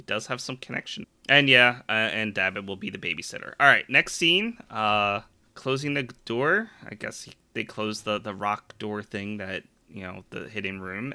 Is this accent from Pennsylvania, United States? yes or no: yes; Philadelphia, Pennsylvania, United States; I'm a Philadelphian